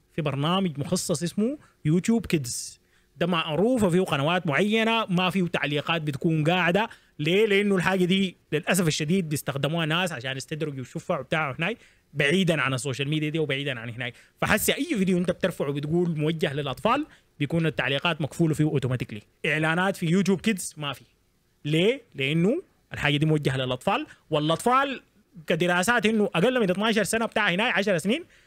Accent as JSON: {"language": "Arabic", "country": "Sudan", "tie": "born or raised there", "also_born_or_lived": "Eastern Province, Saudi Arabia", "moved": "as an adult", "said": "انا مولود في السودان عايش حياتي كلها في السودان"}